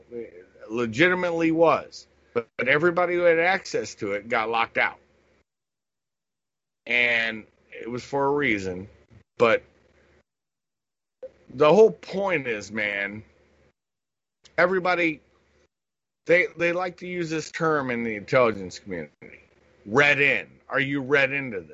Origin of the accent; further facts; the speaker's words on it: Columbus, Ohio, United States; I grew up in Columbus, Ohio